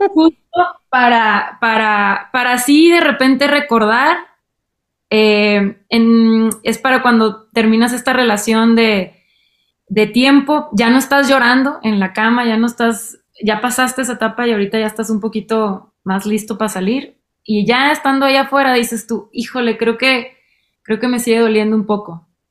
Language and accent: Spanish; Monterrey, Nuevo León, Mexico; en mi adolescencia, en Monterrey